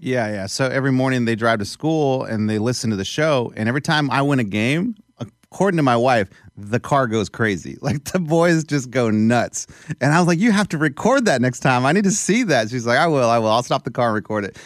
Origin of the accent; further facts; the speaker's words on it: South Texas, United States; the Hispanic in me who grew up in South Texas, just three hours south of Corpus Christi